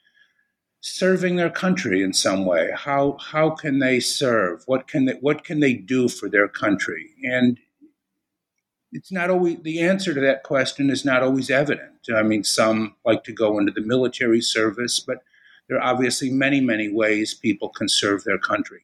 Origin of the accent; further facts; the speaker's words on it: Chicago, Illinois, United States; moved away as an adult; also born or lived in Austin, Texas / New Haven, Connecticut; I'm originally from Chicago.